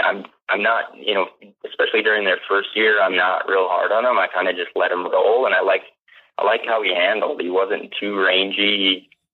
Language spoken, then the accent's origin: English; Brainerd, Minnesota, United States; I hail from the Brainerd, Minnesota area